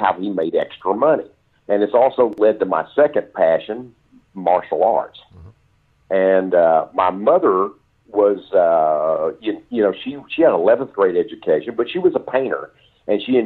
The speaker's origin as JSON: {"language": "English", "region": "East Texas", "country": "United States", "tie": "born or raised there", "also_born_or_lived": "Gladewater, Texas / Mount Enterprise, Texas", "said": "I was born in Gladewater, Texas. And when I was very young, we moved to Mount Enterprise, Texas, which was about 150 people at that time."}